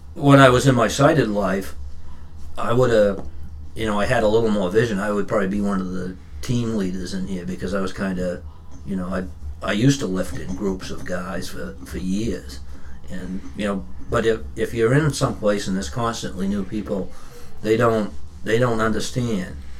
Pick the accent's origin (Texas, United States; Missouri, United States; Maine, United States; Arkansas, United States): Maine, United States; Standish; also born or lived in Raymond, Maine / Westbrook, Maine; I grew up in Standish in the in the wintertime. I grew up in Raymond in in, in the summertime.